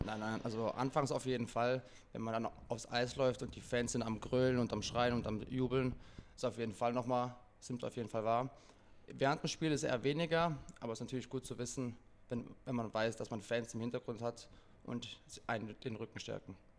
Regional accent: Villingen-Schwenningen, Baden-Württemberg, Germany; moved away as an adult; also born or lived in Essen; now in Hamburg, Germany; in meiner Heimatstadt in Schwenningen

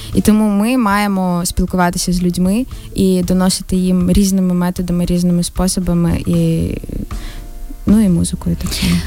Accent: Ukraine; ми з України

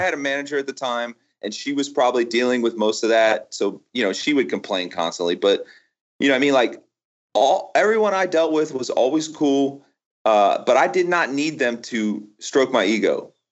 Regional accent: Florida, United States; I grew up in Florida, right? I never known anything but Florida

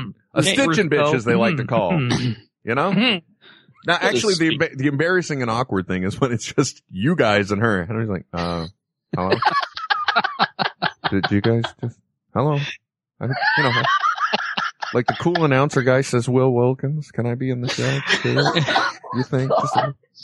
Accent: San Francisco Bay Area, California, United States; I grew up in the San Francisco Bay Area

